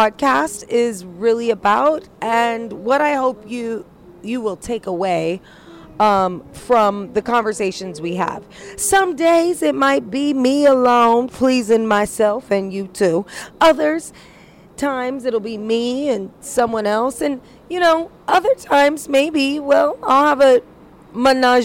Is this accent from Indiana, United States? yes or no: yes; Indiana, United States; I was raised in Indiana